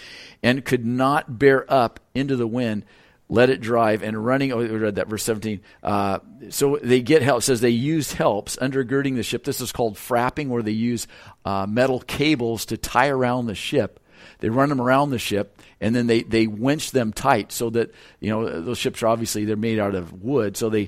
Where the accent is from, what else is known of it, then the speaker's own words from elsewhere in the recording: Lompoc, California, United States; And where I'm from California, those northeast winds are cold and they're strong. And that's kind of the predominant wind in Lompoc.